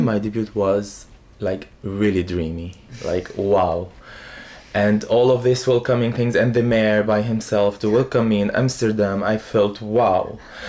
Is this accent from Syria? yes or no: yes; Syria; English is a second language; But for me as Arabian person, like, you know, I'm a son of a desert. I'm from the Syrian desert. So I prefer the Arabian way of it because I am Arabian.